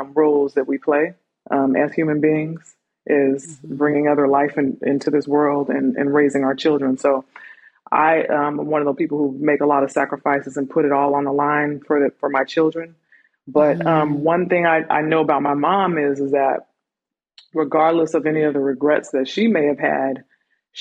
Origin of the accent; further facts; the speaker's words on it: California, United States; moved away as an adult; also born or lived in Miami Beach, Florida; now in Georgia, United States; We moved to California, and that's pretty much where I was raised